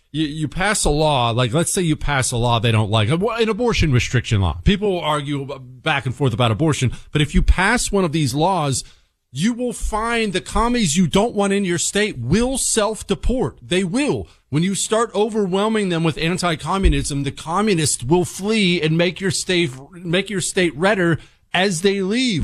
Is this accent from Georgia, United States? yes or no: no; Harrisburg, Pennsylvania, United States; moved away; also born or lived in Montana; I grew up around Harrisburg